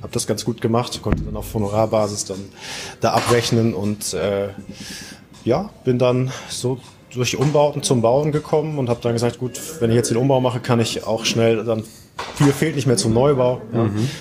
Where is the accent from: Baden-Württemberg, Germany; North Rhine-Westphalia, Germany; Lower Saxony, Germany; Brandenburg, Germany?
Lower Saxony, Germany; Oldenburg; komme aus dem Norden Deutschlands und zwar aus Oldenburg